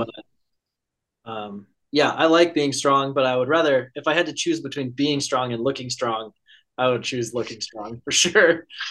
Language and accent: English; Conifer, Colorado, United States; now in Eugene, United States; I'm from Conifer, Colorado